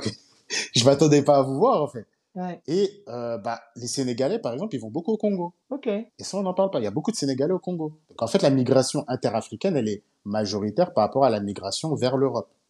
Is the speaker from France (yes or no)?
no; Côte d’Ivoire; je rentre chez moi en Côte d'Ivoire